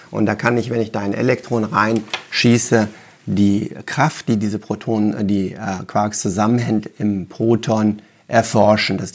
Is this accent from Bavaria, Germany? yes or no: no; Wuppertal, North Rhine-Westphalia, Germany; ich bin ja in Wuppertal geboren und habe da Abi gemacht, habe dann Physik studiert in München und Paris